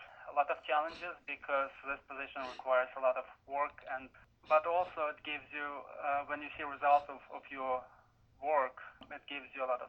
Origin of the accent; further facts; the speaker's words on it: Vinnytsia, Vinnytsia Oblast, Ukraine; moved away as an adult; also born or lived in Kyiv / Clifton, New Jersey; now in United States; Well, I was born in Vinnytsia in central Ukraine, and after graduating high school, I went to Kyiv State University and obtained my master's degree there.